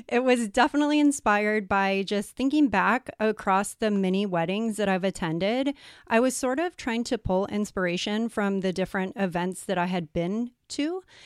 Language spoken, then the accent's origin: English; San Diego, California, United States; moved away as an adult; now in Puerto Rico; I'm actually from San Diego, but we are living in Puerto Rico